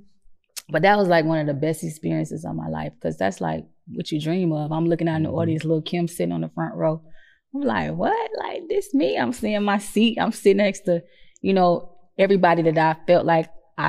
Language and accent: English; Jacksonville, Florida, United States; I'm from Jacksonville. I'm from Duval.